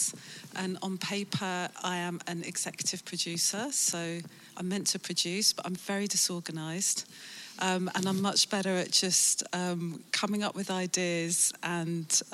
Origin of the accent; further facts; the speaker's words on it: London, United Kingdom; moved away as an adult; now in Amsterdam, Netherlands; some people say I'm not from London, I'm from Kingston, but it is London